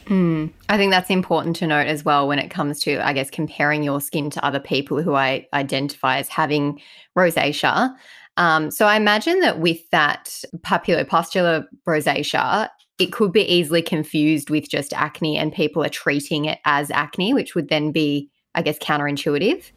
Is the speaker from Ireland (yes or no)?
yes; Ireland; I'm Irish